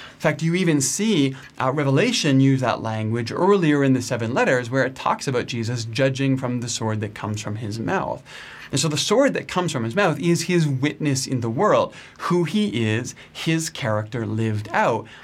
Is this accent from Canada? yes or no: yes; Canada; I'm Canadian